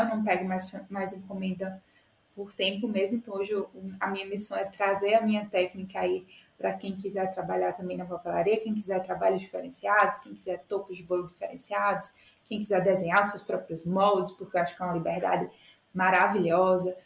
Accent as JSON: {"language": "Portuguese", "town": "Itajá", "region": "Rio Grande do Norte", "country": "Brazil", "also_born_or_lived": "Natal, Brazil", "moved": "as an adult", "lives_now": "São Paulo, Brazil", "said": "eu sou de Itajá, Rio Grande do Norte"}